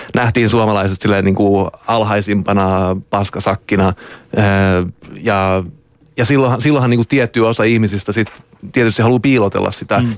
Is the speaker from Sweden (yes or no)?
yes; Stockholm, Stockholm County, Sweden; also born or lived in Jönköping, Sweden; mä oon Tukholmasta